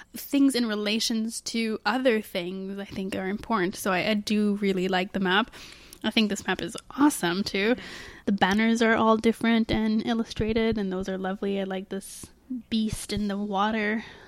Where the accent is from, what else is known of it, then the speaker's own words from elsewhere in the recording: Canada; we're Canadian